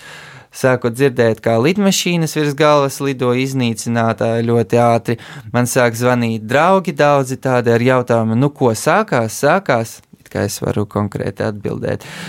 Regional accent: Kyiv, Ukraine; also born or lived in Riga, Latvia; now in Latvia; Es uh, pats esmu no Kievas, tāpēc uh, vairums no maniem draugiem un paziņām ir kievieši

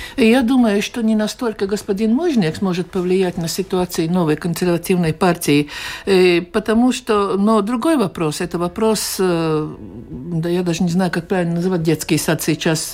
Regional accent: Latvia

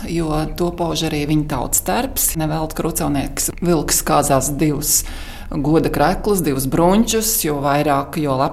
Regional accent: Rucava, Kurzeme, Latvia; Es esmu kurzemnieks, es esmu rucēvnieks, es esmu bārtenieks.

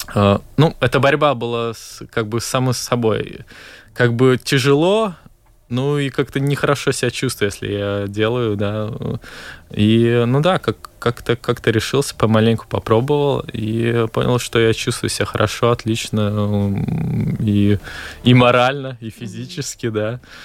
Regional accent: Valka, Latvia; я сам из Валки

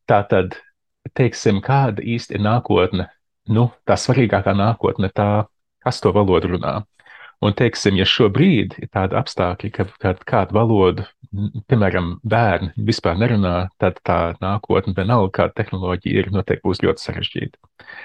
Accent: Arizona, United States; moved away; also born or lived in Latvia; uzaugot Arizonā, ar Amerikas Savienoto Valstu, tā kā Dienvidrietumos.

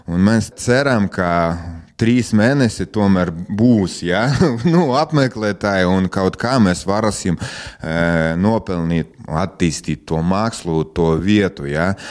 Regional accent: Preiļi, Latgale, Latvia; es esmu dzimis Prēļos, ja, un mana bērnība, jaunība, ja, es visu laiku šeit un mācījos Prēļos, un nekur nebraucu no, no šejienes prom.

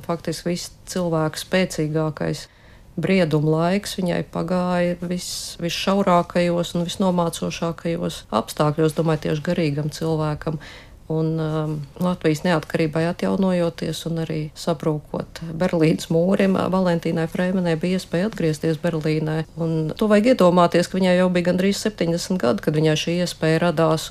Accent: Riga, Latvia; also born or lived in Moscow; es esmu no Rīgas

